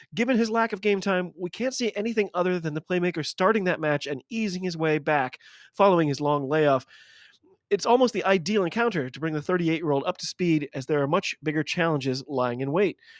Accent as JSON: {"language": "English", "country": "United States", "said": "I'm an American rugby fan"}